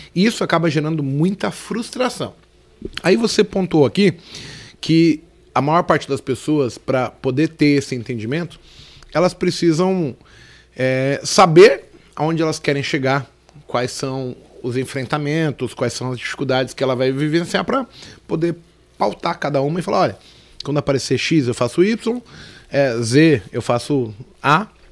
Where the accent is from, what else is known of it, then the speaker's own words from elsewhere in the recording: São Paulo, Brazil; also born or lived in Brasilândia, São Paulo; Eu sou um cara que nasci na Vila Nova Cachoeirinha, São Paulo